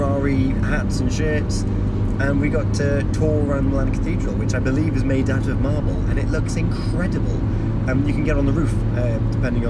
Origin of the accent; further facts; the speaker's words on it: Haverfordwest, Wales, United Kingdom; moved away; It's my hometown.